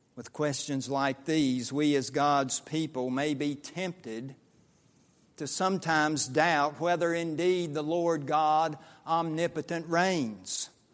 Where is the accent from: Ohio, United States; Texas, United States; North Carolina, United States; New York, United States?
North Carolina, United States; Statesville; moved away; I was growing up in the New Sterling Associate Reformed Presbyterian Church in western Iredell County, outside of Statesville, North Carolina